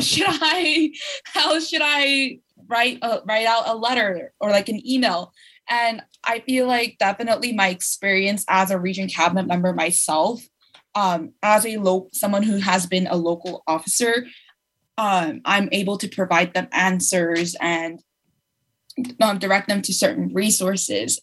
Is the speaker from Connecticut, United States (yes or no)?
no; Los Angeles, California, United States; I'm from Los Angeles, Koreatown